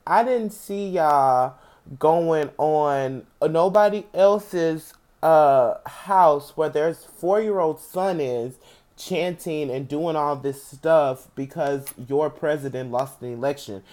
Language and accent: English; St. Louis, Missouri, United States; I'm from Saint Louis